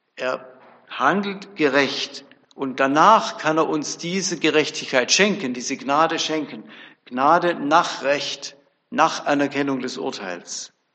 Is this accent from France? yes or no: no; Bebenhausen, Baden-Württemberg, Germany; Ich komme aus Bebenhausen, so ein kleines Dörfle bei Tübingen